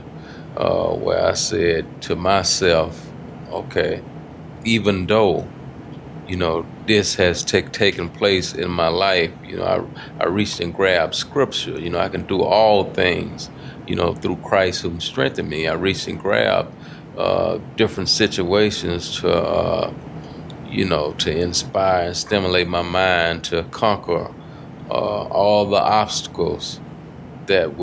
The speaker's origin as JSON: {"language": "English", "town": "Houston", "region": "Texas", "country": "United States", "tie": "born or raised there", "said": "growing up in Fifth Ward, you know, walking to school"}